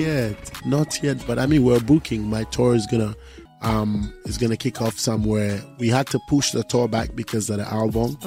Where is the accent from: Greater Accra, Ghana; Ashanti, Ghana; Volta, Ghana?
Volta, Ghana; Volta region where I come from